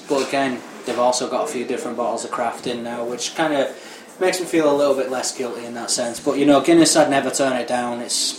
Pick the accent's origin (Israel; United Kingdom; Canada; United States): United Kingdom; Northern England; Obviously, growing up in Northern England, you definitely get good Indian food.